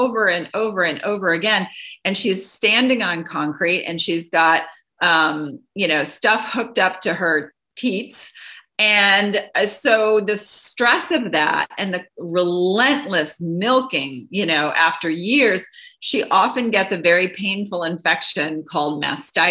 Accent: Doraville, Georgia, United States; I grew up in Doraville, Georgia, you know, small city in Georgia

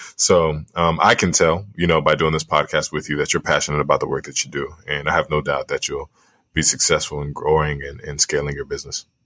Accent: Liberia; moved away; my home country in Liberia

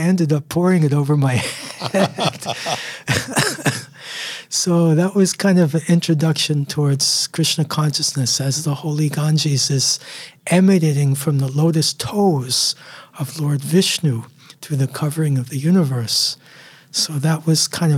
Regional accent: New York City, New York, United States; I was born in New York in 1965

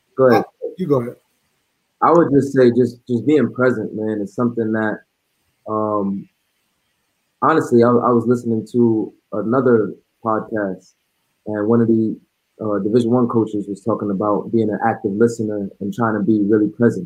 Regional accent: New York City, New York, United States; now in Frisco, United States; I'm originally from New York City

